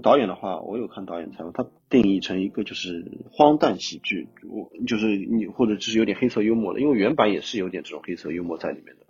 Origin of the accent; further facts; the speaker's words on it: Shanghai, China; 我是上人